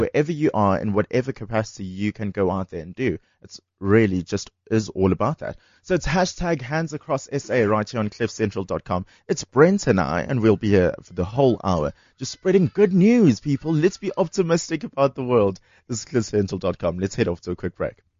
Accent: Durban, KwaZulu-Natal, South Africa; moved away as an adult; now in Johannesburg, South Africa; I grew up in Durban

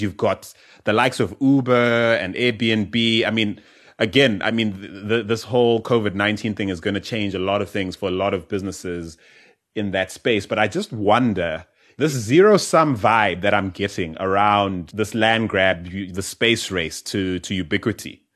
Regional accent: South Africa; growing up in South Africa or even in Southern Africa

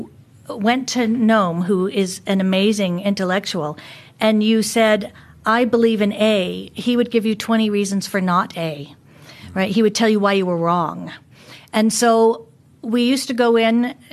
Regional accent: United States; accent: American; moved away as an adult; also born or lived in Australia / Germany / United Kingdom; I'm an American, obviously, from my accent, but I haven't lived there in 25 years.

